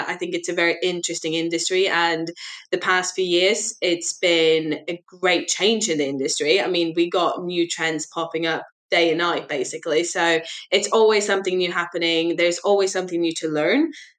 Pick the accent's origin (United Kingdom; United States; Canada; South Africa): United Kingdom; Glasgow, Scotland; now in London, United Kingdom; bachelor degree in business and finance up in Glasgow, hence the mixed accent. Sometimes my team thinks I am Irish. I have actually never been to Ireland, but it is from absolutely everywhere.